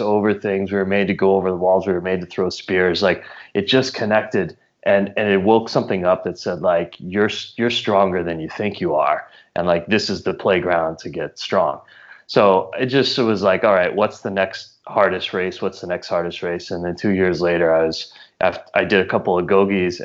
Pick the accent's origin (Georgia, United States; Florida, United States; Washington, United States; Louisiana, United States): Louisiana, United States; also born or lived in New Mexico; now in New York, United States; I grew up in Louisiana, spent some time in New Mexico, and then moved to New York about 10 years ago